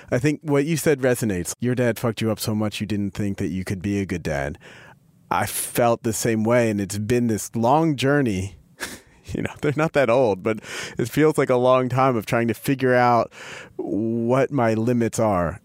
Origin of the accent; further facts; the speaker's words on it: Philadelphia, Pennsylvania, United States; I grew up in Philadelphia